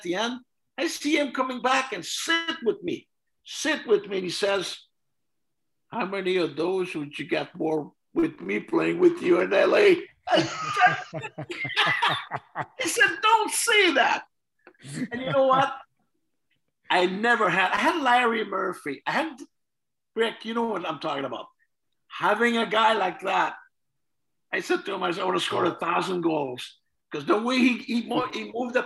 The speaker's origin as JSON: {"language": "English", "area": "Joinville", "region": "Quebec", "country": "Canada", "tie": "born or raised there", "moved": "yes", "said": "back in my hometown in Joinville"}